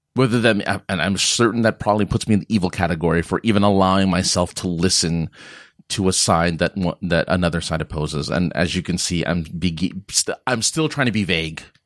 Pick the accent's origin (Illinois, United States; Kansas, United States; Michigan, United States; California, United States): California, United States; being a Californian